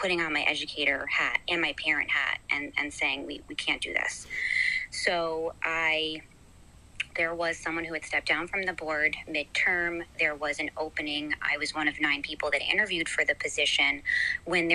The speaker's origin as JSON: {"language": "English", "town": "Greenwich", "region": "Connecticut", "country": "United States", "tie": "born or raised there", "moved": "as an adult", "lives_now": "Hawthorne, United States", "said": "I am from Connecticut. I'm from Greenwich, Connecticut. I was born and raised"}